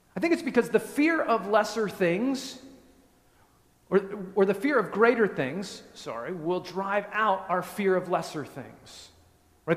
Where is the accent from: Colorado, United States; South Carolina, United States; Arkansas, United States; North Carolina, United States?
Colorado, United States; just west of Denver; moved away; I grew up in Colorado, just west of Denver, in the mountains